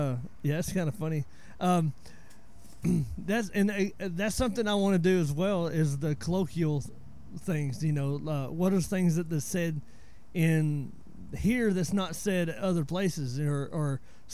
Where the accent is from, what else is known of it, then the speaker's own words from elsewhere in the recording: northeast Georgia, United States; moved away as an adult; now in DeRidder, United States; I'm 41, so I grew up in the Appalachian Mountains, you know, northeast Georgia.